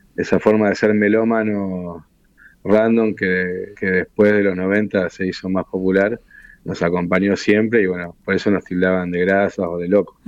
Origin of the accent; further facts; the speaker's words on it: Río de la Plata, Argentina; somos de acá, somos rioplatenses, y, me crié escuchando la, música de acá